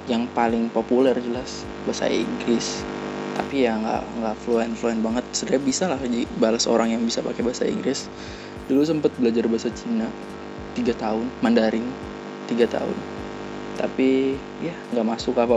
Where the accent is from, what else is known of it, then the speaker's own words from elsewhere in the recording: Surakarta, Central Java, Indonesia; Ah, halo bang … gue dari Solo.